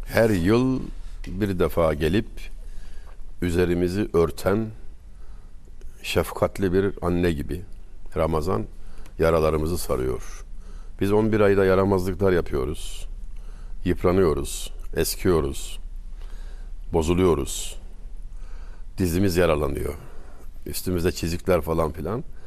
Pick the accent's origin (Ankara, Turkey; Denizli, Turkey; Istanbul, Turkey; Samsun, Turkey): Denizli, Turkey; Denizliliyim ben.